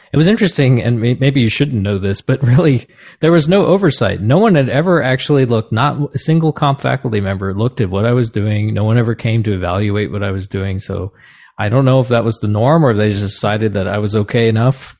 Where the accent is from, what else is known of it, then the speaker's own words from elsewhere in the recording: New Jersey, United States; where I grew up in New Jersey